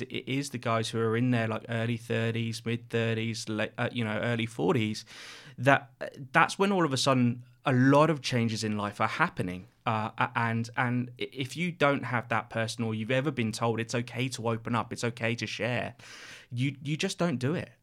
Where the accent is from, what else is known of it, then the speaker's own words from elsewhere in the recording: Reading, South East England, United Kingdom; moved away as an adult; now in Sydney, Australia; I'm from the U K, a place called Reading, just outside, uh, London, in between London and, and Bristol